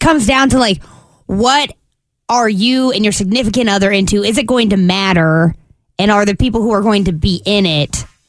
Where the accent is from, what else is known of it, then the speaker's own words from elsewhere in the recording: Eastern Washington State, United States; we're from the Pacific Northwest, Washington State. And on my side of Washington State, on the east side